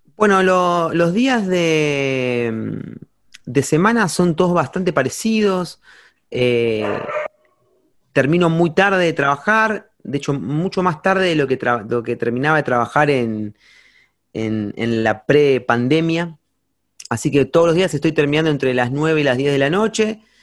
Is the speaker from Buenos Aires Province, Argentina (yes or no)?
yes; Campana, Buenos Aires Province, Argentina; soy de Campana, es como una ciudad chica